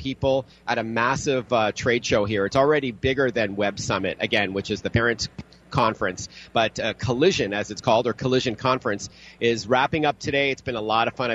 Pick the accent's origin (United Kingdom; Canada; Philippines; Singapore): Canada; Toronto, Ontario; my hometown in Toronto